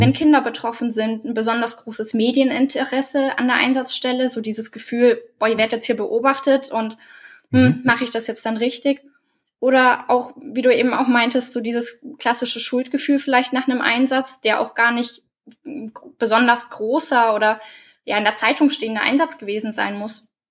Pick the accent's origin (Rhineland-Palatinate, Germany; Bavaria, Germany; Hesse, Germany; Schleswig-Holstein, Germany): Bavaria, Germany; Oberallgäu; leite bei mir in der Heimat im Oberallgäu das Kriseninterventionsteam